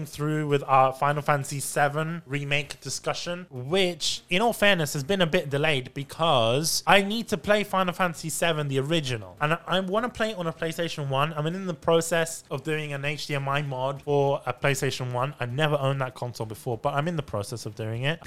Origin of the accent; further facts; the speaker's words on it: United Kingdom; accent: British; my British accent.